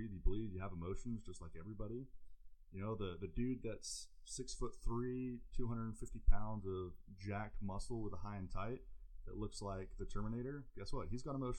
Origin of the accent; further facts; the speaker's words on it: England, United Kingdom; moved away; I grew up in England under an abusive father that we had a court order to leave the country to seek time with where my mom's family was